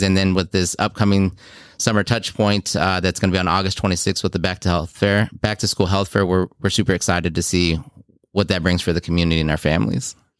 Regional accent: Houston, Texas, United States; moved away as an adult; also born or lived in South Korea / Iowa; now in Beloit, United States; Grew up mostly in Houston

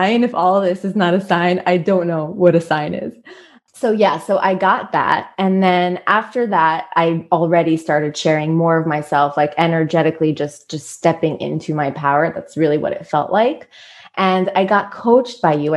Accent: New York, United States; now in Israel; I'm American, I'm from New York, born and raised

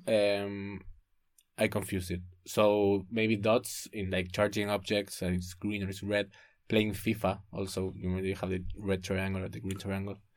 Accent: Buenos Aires, Argentina; moved away as an adult; I'm from Buenos Aires

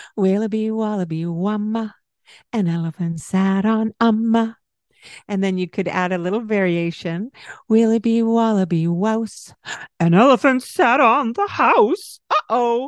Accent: Scotland, United Kingdom; I am Scottish

